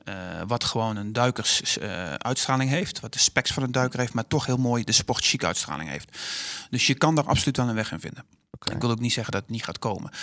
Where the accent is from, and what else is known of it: Netherlands